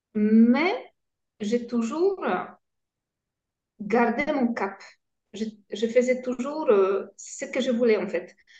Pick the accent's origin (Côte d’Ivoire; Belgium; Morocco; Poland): Poland; French is a second language; moved away as an adult; now in France; j'ai grandi euh, en Pologne, dans une famille euh, polonaise